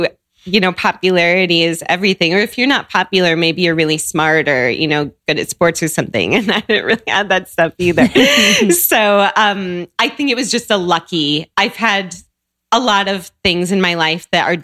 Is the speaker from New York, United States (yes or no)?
no; Seattle, Washington, United States; moved away as an adult; also born or lived in Chicago; I grew up in Seattle.